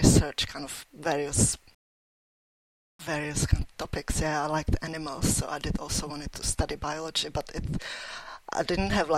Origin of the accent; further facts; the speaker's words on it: Czechia; moved away as an adult; now in Leeds, United Kingdom; I grew up in Czech Republic, or like when I was a child, it was still Czechoslovakia